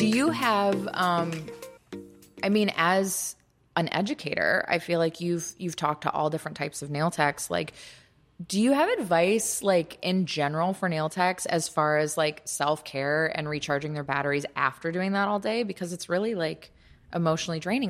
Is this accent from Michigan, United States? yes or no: yes; Kalamazoo, Michigan, United States; moved away; at least I'll speak for my hometown. Like, Kalamazoo has great nail salons now